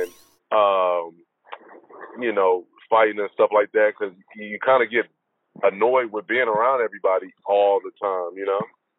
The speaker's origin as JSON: {"language": "English", "town": "Oklahoma City", "region": "Oklahoma", "country": "United States", "tie": "born or raised there", "also_born_or_lived": "New Orleans / Miami / Phoenix / Boston", "moved": "as an adult", "said": "I'm from Oklahoma City, born and raised."}